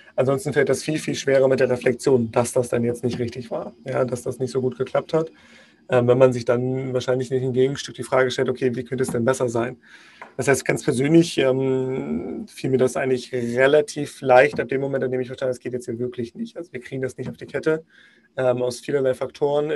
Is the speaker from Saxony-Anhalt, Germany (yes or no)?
yes; Magdeburg, Saxony-Anhalt, Germany; ich komme gebürtig aus Magdeburg.